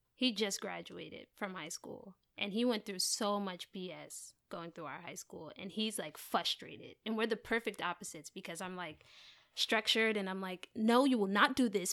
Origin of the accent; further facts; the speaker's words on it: Maplewood, New Jersey, United States; I am from New Jersey